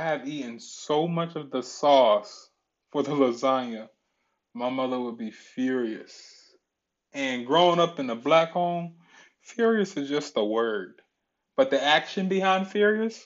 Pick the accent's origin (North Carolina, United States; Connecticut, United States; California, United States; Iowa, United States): Connecticut, United States; Ansonia; also born or lived in Derby, Connecticut; grown up in the city of Ansonia